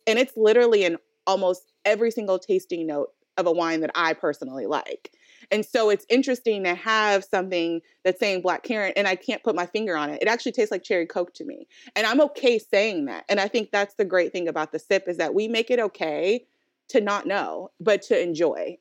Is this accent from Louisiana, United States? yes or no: no; Oakland, California, United States; we're both from Oakland, California